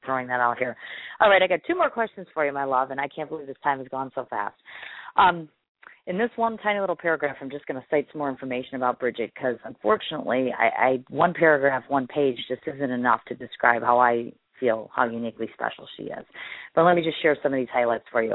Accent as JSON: {"language": "English", "region": "Wisconsin", "country": "United States", "said": "I'm a Midwesterner, of course, from Wisconsin"}